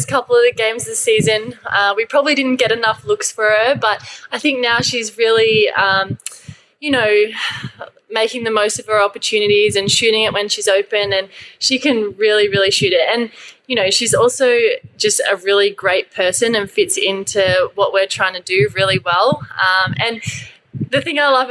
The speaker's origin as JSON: {"language": "English", "town": "Sydney", "region": "New South Wales", "country": "Australia", "moved": "yes", "lives_now": "Townsville, Australia", "said": "I'm from Sydney, so it's a lot more laid back."}